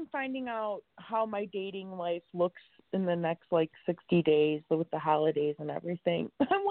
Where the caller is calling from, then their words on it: Chicago, Illinois, United States; I'm calling from Chicago.